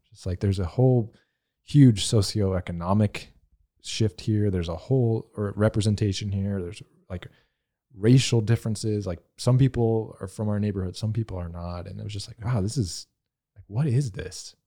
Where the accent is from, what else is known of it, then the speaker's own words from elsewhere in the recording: the South, United States; I'm from the South, so I have a lot of that Southern Baptist